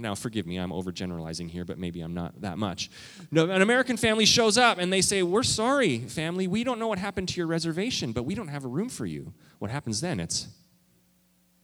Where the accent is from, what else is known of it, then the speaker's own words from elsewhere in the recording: Canada; also born or lived in Minnesota; now in United States; I am a Canadian. Okay? I'm a Canadian.